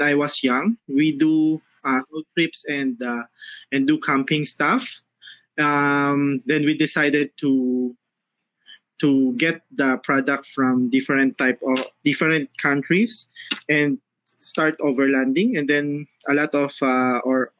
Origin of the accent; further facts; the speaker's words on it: Philippines; I'm from the Philippines.